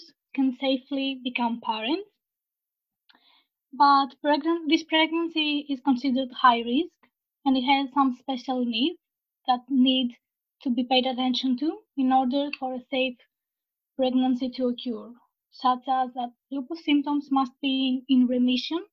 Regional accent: Greece; I'm from Greece. I live in Thessaloniki.

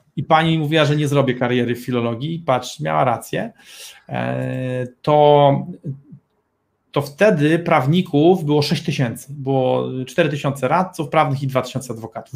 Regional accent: Gdynia, Pomeranian Voivodeship, Poland; my jesteśmy prostymi chłopakami z małej wioski rybackiej nad morzem, z Gdyni

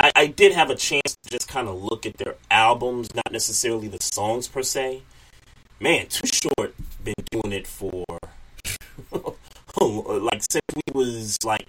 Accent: New York City, New York, United States; when you're born and raised in New York City and, you know, you're in the music capital of the country

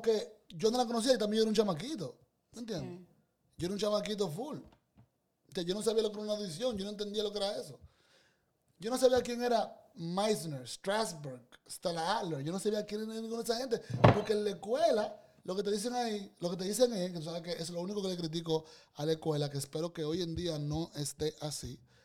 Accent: Dominican Republic; moved away as an adult; yo vengo de República Dominicana

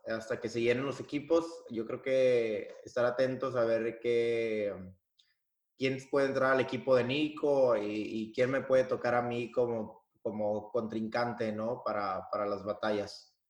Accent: Piedras Negras, Coahuila, Mexico; moved away as an adult; now in Germany; vengo de Piedras Negras, Coahuila, la ciudad del Nacho

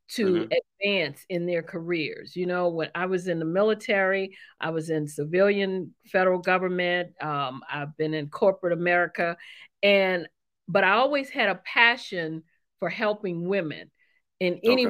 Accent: New Orleans, Louisiana, United States; moved away; I'm originally from New Orleans, Louisiana

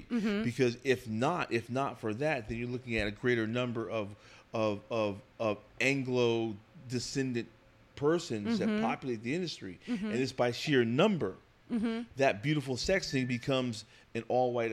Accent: New Jersey, United States; I'm from New Jersey. So from the tri-state area. Grew up in a town that's about 25 miles due west of Manhattan in New Jersey

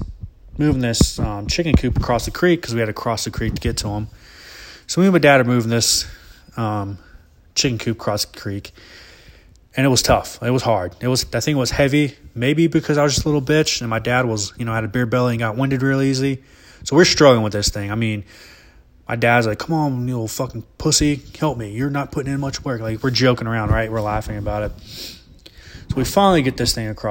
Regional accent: Alabama, United States; growing up in Alabama and living in the woods

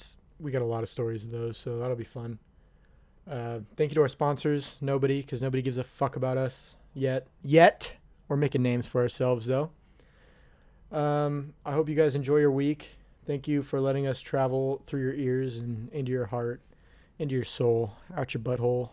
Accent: New Orleans, Louisiana, United States; My hometown... My hometown of New Orleans was named after a guy.

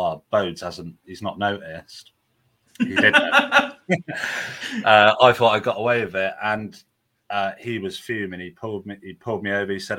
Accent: Swindon, South West England, United Kingdom; I was born in Swindon, all my family Welsh

